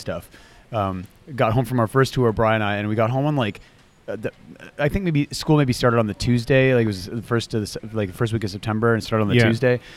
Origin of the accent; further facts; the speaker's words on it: Oakville, Ontario, Canada; also born or lived in Tillsonburg, Ontario; I was born in Tillsonburg, Ontario, and moved to Oakville when I was 5. And spent all of my formative years there.